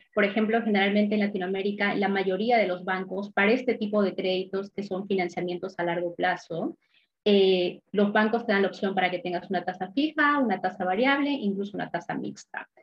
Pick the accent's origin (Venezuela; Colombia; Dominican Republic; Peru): Peru; moved away as an adult; now in Sydney, Australia; soy de Perú originalmente